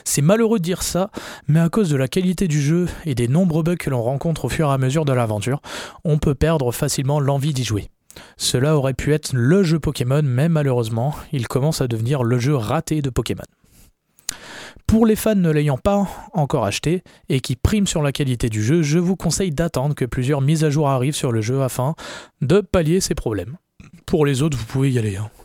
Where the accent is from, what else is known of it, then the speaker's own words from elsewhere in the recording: France; on est français, voilà, on parle français